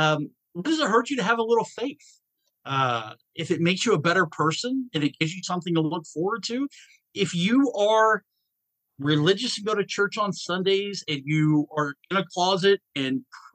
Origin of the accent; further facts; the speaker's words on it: Atlanta, Georgia, United States; Okay, so I grew up in Atlanta, Georgia. I have lived in 42 different states.